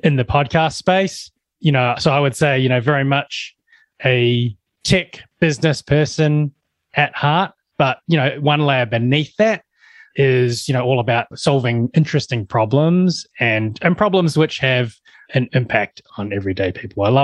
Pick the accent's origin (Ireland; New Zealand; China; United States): New Zealand; I'm a Kiwi, that I'm born and bred in New Zealand